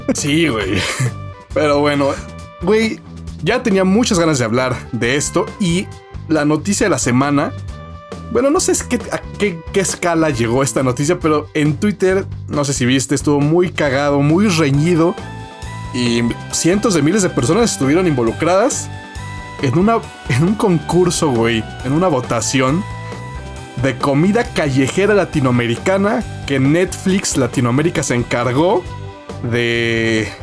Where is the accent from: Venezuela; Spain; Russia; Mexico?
Mexico; Como buen mexicano